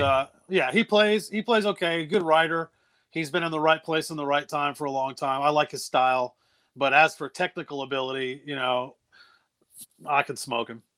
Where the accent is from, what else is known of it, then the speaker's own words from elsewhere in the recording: New Bern, North Carolina, United States; moved away as an adult; also born or lived in Los Angeles / Baltimore; I lived in New Bern for most of my life